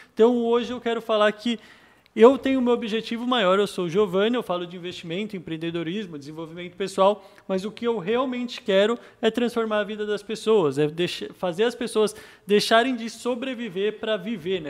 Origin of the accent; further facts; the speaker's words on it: São Paulo, Brazil; moved away as an adult; also born or lived in Australia; sou da PEN, Zona Leste de São Paulo